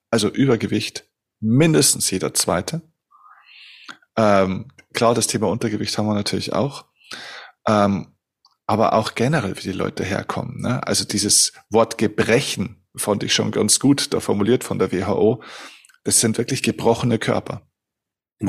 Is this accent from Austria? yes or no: no; Germany; bei uns in Deutschland